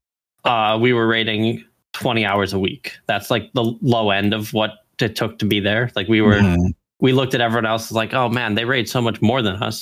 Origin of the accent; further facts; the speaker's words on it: Chicago, Illinois, United States; moved away as an adult; now in Washington State, United States; I grew up in Chicago and moved out here for work